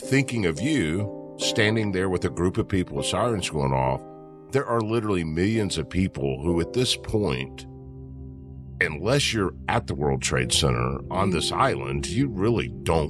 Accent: Memphis, Tennessee, United States; I'm from Memphis

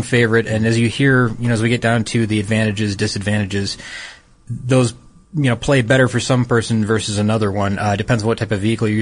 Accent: Detroit, Michigan, United States; I'm from Detroit. I mean, from the Detroit area

